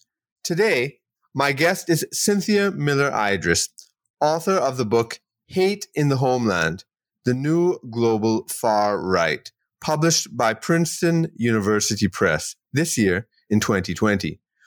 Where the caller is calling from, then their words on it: Trinidad & Tobago; Yes, well, I'm joining you from Trinidad and Tobago in the Caribbean, and the technology is connecting us as if we're in the same room.